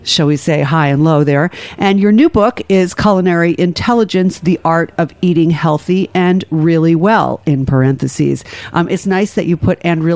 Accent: Ireland; as an Irish person

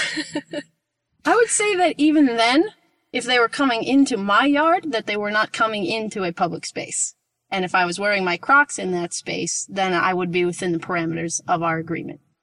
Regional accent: Rockland County, New York, United States; now in Portland, United States; Right outside the city, in the suburb, um, it's in Rockland County.

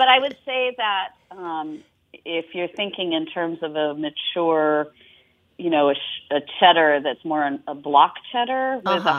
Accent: Australia; I'm Australian

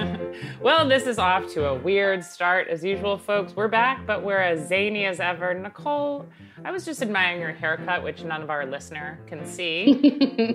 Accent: Long Island, New York, United States; growing up in Long Island

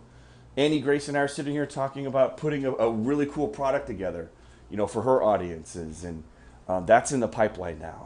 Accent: United States; I'm American and I've spent most of my life here in the U.S.

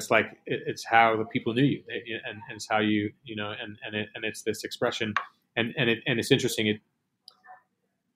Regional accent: New York City, New York, United States; I'm born and raised in Manhattan.

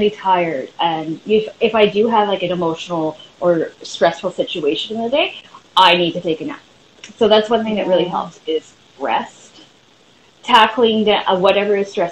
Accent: Vancouver, British Columbia, Canada; I'm from Vancouver, British Columbia, Canada

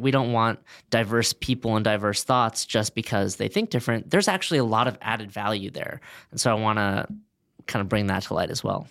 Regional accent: Los Angeles, California, United States; also born or lived in Boston; I grew up in Westwood, right next to UCLA.

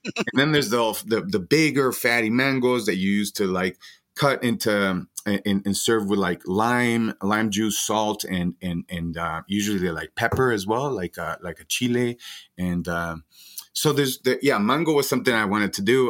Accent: Guatemala; moved away as an adult; now in Denver, United States; I'm from Guatemala. I've been here now twenty years

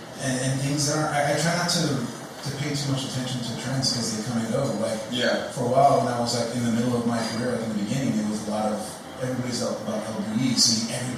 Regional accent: Los Angeles, California, United States; I'm from LA, where are you from?

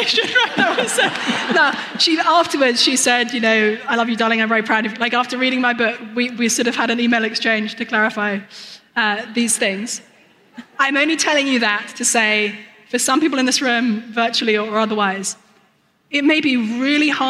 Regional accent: United Kingdom; I'm British

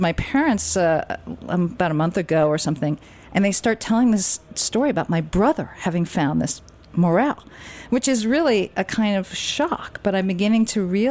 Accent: Westchester, New York, United States; I grew up in Westchester

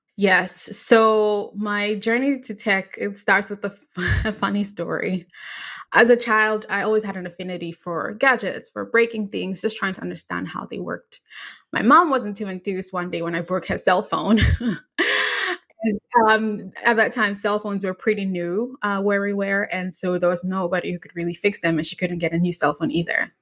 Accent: Ghana; I was in high school in Ghana. I grew up in Ghana

